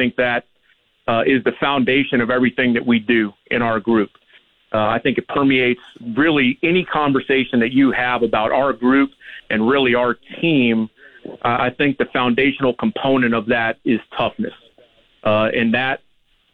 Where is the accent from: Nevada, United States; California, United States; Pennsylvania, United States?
California, United States; Los Angeles; moved away as an adult; now in Regina, Canada; I grew up in Los Angeles, and I got into coaching pretty early, so I've lived in a lot of different spots, but I grew up in Southern California